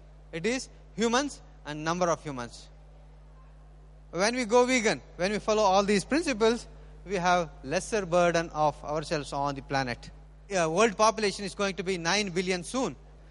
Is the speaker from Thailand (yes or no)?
no; India; So we being Indian vegan, we try to avoid that possession.